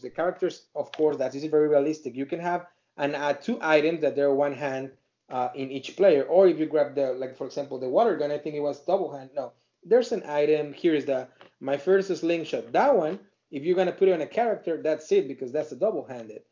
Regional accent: Mexico; English is a second language; now in United States; I'm an Hispanic, you know, person, very proud Mexican that I live uh, in here in U.S. and I, I love my my country Mexico

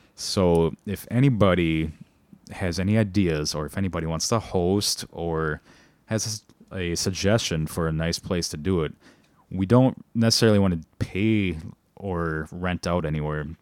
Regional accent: Milwaukee, Wisconsin, United States; being born and raised in Milwaukee, Wisconsin, both of us

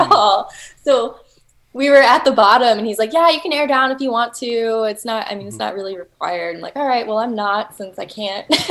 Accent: Texas, United States; I'm from Texas, and everything is flat

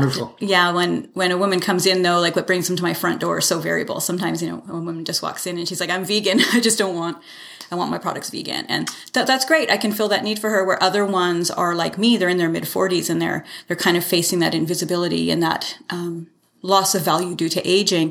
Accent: Canada; also born or lived in Salmon Arm, British Columbia / Calgary / Toronto; I, I was born in Salmon Arm, but raised here

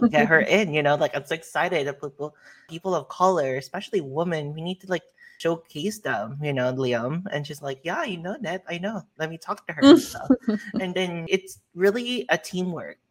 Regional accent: United States; as an American

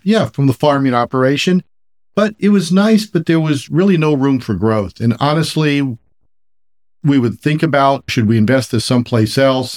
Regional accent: San Francisco Bay Area, California, United States; born and raised in the San Francisco Bay Area.

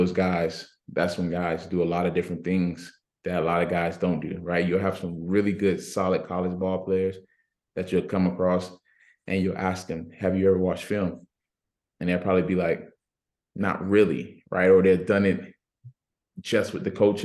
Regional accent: Miami, Florida, United States; moved away; I'm from Miami, so I was able to go against guys almost every every week in high school football

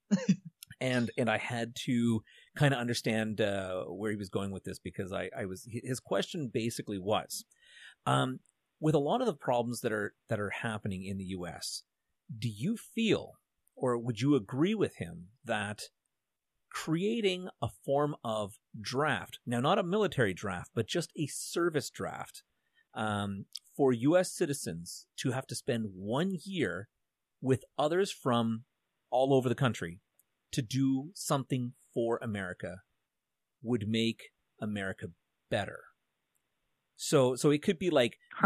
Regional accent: Canada; being a Canadian

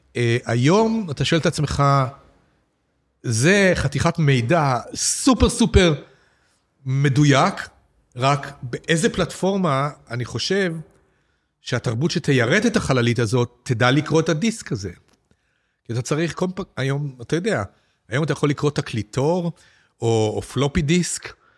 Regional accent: Petah Tikva, Central District, Israel; לשנות ה-60 בפתח תקווה, כשגדלתי

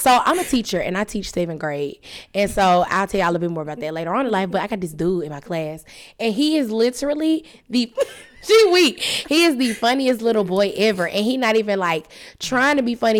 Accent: Tuscaloosa, Alabama, United States; I'm from Tuscaloosa, Alabama

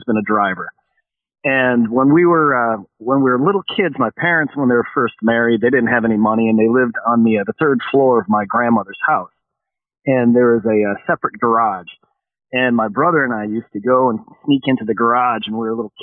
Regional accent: Chicago, Illinois, United States; growing up in Chicago

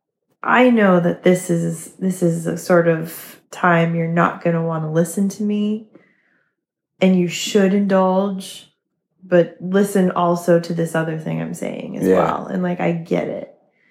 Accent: New England, United States; I'm from New England.

